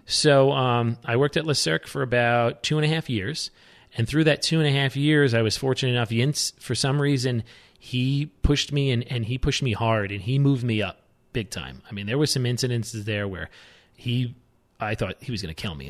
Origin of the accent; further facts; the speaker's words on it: New York, United States; moved away as an adult; also born or lived in Aspen, Colorado; I'm born and raised in New York